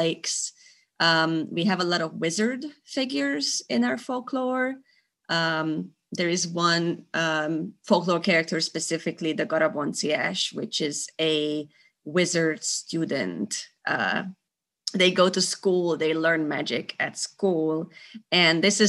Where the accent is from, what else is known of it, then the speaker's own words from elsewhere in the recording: Győr, Győr-Moson-Sopron, Hungary; moved away as an adult; now in Budapest, Hungary; I grew up in Győr, which is the northwestern part of Hungary.